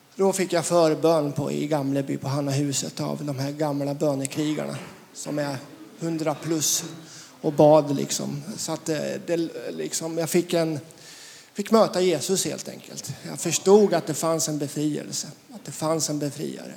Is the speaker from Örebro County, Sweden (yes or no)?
no; Västervik, Kalmar County, Sweden; Jag är född i Västervik